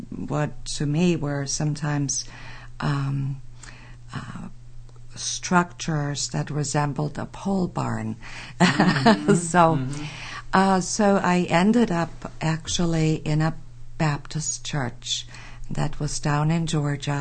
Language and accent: English; Bavaria, Germany; English is a second language; moved away as an adult; also born or lived in Berlin, Germany; now in Michigan, United States; I was raised in Germany, born and raised in Germany, educated in Berlin